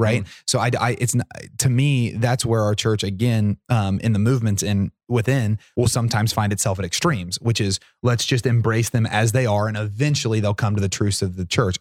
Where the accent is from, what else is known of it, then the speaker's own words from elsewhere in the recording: Portsmouth, Ohio, United States; Portsmouth's my hometown